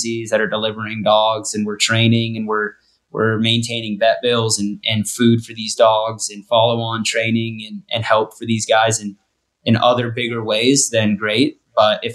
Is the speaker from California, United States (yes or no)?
yes; Sierra Nevada mountain ranges, Kennedy Meadows, California, United States; moved away as an adult; also born or lived in Northwest Wyoming; now in Wyoming, United States; I live in Northern Wyoming, Northwest Wyoming. And so I grew up in the Sierra Nevada mountain ranges up by Kennedy Meadows